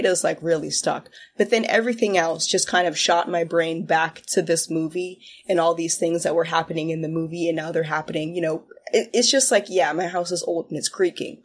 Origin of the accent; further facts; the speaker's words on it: Westchester County, New York, United States; also born or lived in West Village, Manhattan, New York; for grade school I moved with my parents when my sister was born to Westchester County